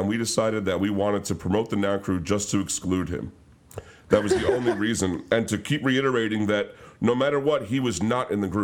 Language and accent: English; Flushing, United States; people I grew up with in Flushing